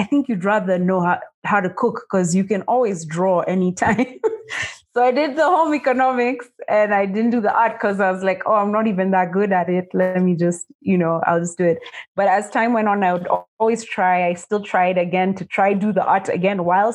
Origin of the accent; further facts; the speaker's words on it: Nairobi, Kenya; I grew up in Nairobi, Kenya, and I went to school here